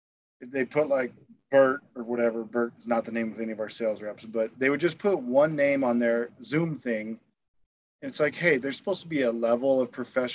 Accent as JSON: {"language": "English", "country": "United States", "said": "They don't seem to hold any disdain for me as an American, which is nice."}